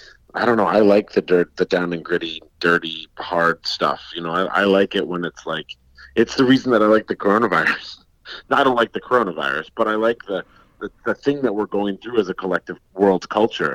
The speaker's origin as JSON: {"language": "English", "region": "Colorado", "country": "United States", "tie": "born or raised there", "said": "I grew up in Colorado where there's forest fires every year"}